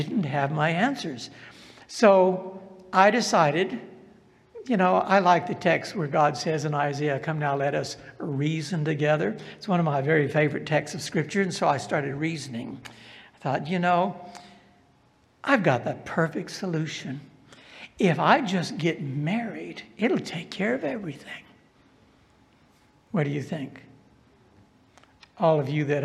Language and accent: English; the South, United States; accent: Southern; I was from the South